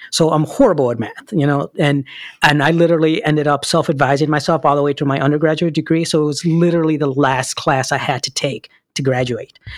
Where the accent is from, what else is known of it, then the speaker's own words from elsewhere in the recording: Chicago, Illinois, United States; English is a second language; moved away as an adult; born and raised in Chicago, Illinois